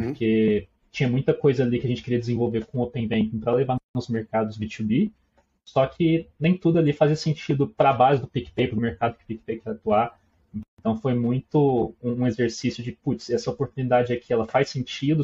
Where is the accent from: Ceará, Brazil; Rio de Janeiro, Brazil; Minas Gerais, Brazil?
Minas Gerais, Brazil; also born or lived in Uberlândia; o meu sotaque vai me denunciar, né? Eu acredito que já denunciou. Eu sou de Minas, moro em Uberlândia, Triângulo Mineiro